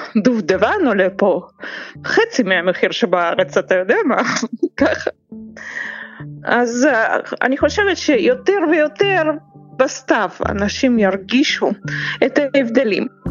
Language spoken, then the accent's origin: Hebrew; Saint Petersburg, Russia; moved away as an adult; also born or lived in Israel; אני פטרבורגית במקור, אני נולדתי פה, למדתי פה, גדלתי כאן